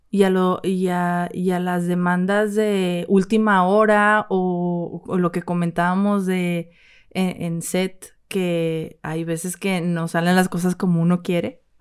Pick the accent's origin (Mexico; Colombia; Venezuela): Mexico; No, de México.